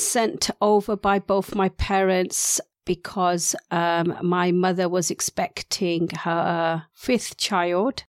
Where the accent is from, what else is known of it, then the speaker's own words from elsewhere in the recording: Gloucester, South West England, United Kingdom; first language Urdu; also born or lived in London / Gujarat, India; we had moved down from London where I was initially born. So Gujarati was the main language in the Indian culture of Gloucester.